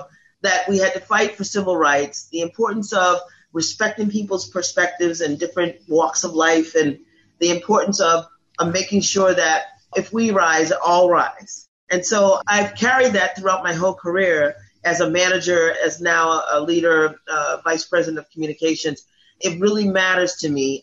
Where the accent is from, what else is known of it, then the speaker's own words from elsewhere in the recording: Boston, Massachusetts, United States; I grew up in Boston, Massachusetts, in a middle-class, humble home with my two older sisters, my mom and my dad, and stayed in Boston, lived in Boston